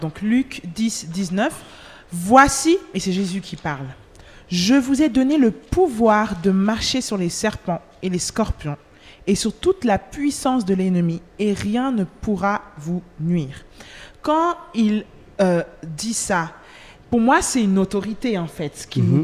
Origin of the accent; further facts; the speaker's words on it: Geneva, Switzerland; nigériane, angolaise d'origine, née à mhm. Genève.